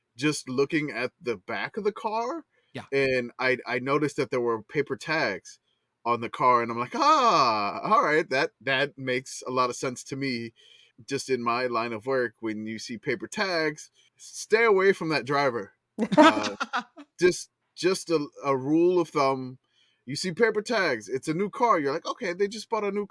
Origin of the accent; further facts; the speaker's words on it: Louisiana, United States; now in Texas, United States; I grew up in Louisiana